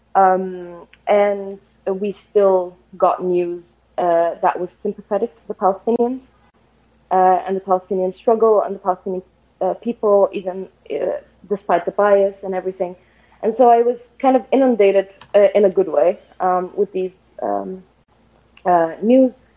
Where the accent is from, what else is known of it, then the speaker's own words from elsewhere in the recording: Egypt; moved away as an adult; now in Vienna, Austria; I am calling actually from Vienna, uh, but I'm originally actually from Egypt. I am just here to do my master's